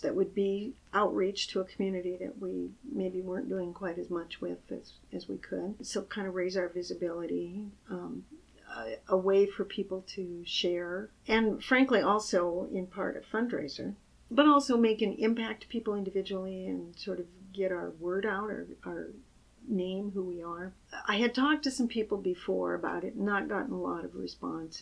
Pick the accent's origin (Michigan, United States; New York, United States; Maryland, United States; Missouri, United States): Michigan, United States; I grew up in the Midwest, a little town in Michigan